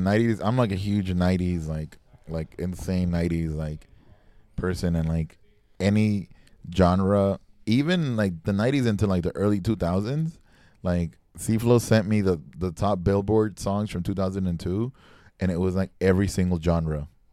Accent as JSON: {"language": "English", "town": "Miami", "region": "Florida", "country": "United States", "tie": "born or raised there", "also_born_or_lived": "Texas", "said": "Growing up in Miami"}